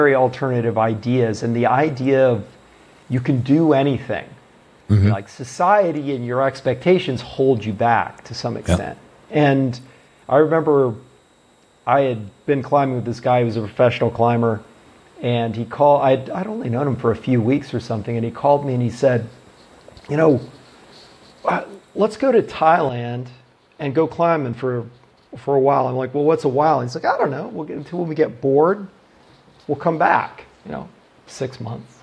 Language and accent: English; Oregon, United States; moved away; also born or lived in Baltimore, Maryland / Wyoming; I grew up in Oregon, but I was living in Baltimore at the time